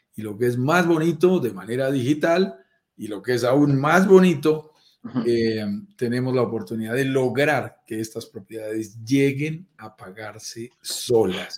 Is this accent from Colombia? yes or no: yes; Colombia; accent: Colombian; eres colombiano por mi acento. Notarás que yo soy colombiano